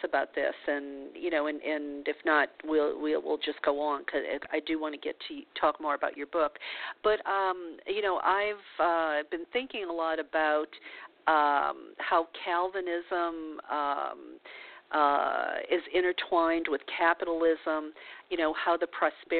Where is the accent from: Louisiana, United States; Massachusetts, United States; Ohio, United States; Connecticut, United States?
Louisiana, United States; I was born in Louisiana in the Bible Belt as a Catholic